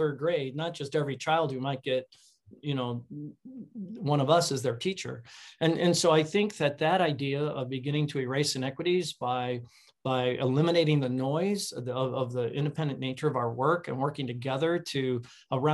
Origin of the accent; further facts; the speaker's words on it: Chicago, Illinois, United States; I grew up in Chicago